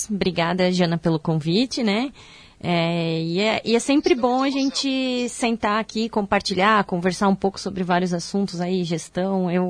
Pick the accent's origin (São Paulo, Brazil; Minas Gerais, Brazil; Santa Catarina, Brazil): Santa Catarina, Brazil; Indaial; É, eu sou de Indaial, aqui cidade vizinha, né, de Blumenau.